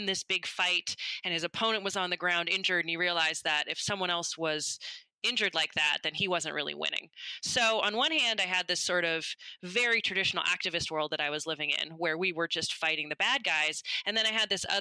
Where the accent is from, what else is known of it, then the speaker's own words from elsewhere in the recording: the Bay Area, California, United States; I grew up in the Bay Area